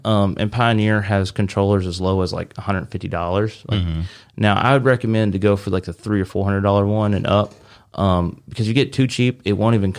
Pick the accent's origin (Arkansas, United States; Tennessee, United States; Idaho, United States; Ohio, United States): Arkansas, United States; I was from Arkansas, small town Arkansas.